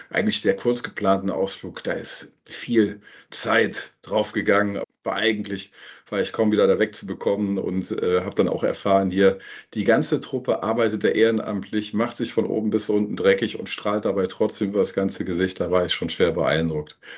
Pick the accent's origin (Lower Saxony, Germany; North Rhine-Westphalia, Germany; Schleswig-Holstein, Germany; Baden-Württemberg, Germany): North Rhine-Westphalia, Germany; Cologne; Ich komme ursprünglich aus dem Rheinland, bin ganz in der Nähe von Köln geboren und in Köln groß geworden ja, habe da meine Schulzeit verbracht